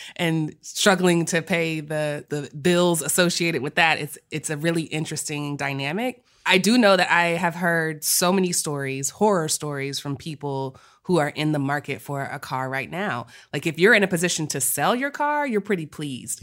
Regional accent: Texas, United States; we're from Texas

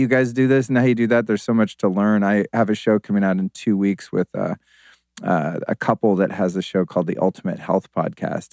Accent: Sonoma County, Northern California, United States; also born or lived in Aspen, Colorado; I lived as a kid mostly in Northern California in Sonoma County.

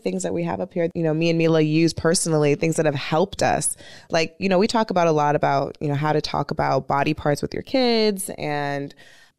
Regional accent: the Valley, California, United States; we're both from the Valley

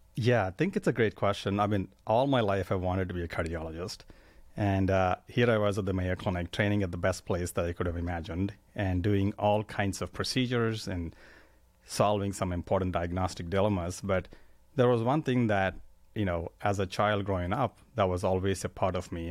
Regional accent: India; moved away as an adult; I grew up in India.

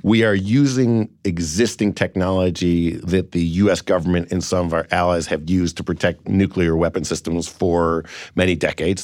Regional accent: Cleveland, Ohio, United States; I've got a great company in Cleveland where I'm from

